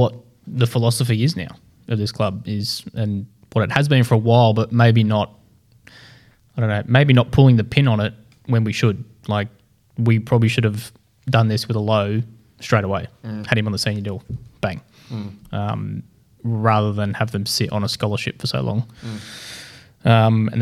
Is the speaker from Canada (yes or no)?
no; Australia; we're all Australian